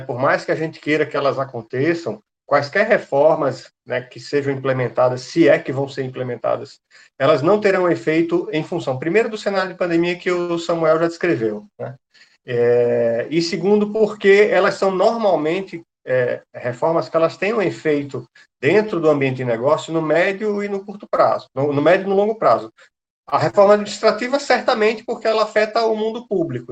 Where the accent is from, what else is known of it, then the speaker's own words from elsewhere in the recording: Recife, Pernambuco, Brazil; eu sou é, pernambucano, sou aqui de Recife